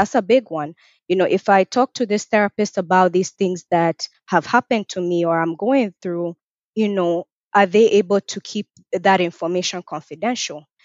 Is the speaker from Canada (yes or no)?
no; Kenya; also born or lived in North Carolina, United States / Nebraska, United States / Atlanta, Georgia, United States; now in Richmond, Virginia, United States; I'm also originally from Kenya. I was born in Kenya and I moved to the U S in two thousand and four.